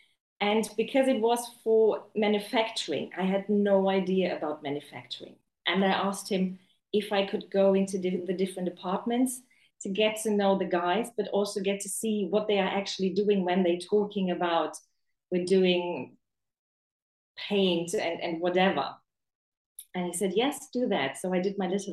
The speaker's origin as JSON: {"language": "English", "country": "Germany", "tie": "born or raised there", "also_born_or_lived": "Chichester, England", "moved": "yes", "lives_now": "China", "said": "I grew up in Germany, but before I came to China, I lived in England"}